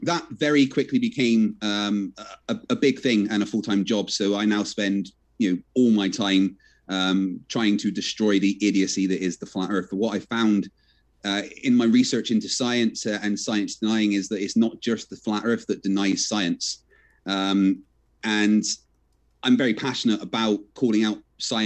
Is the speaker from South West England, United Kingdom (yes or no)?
yes; Bristol, South West England, United Kingdom; I'm from Bristol and an ex-Royal Navy engineer.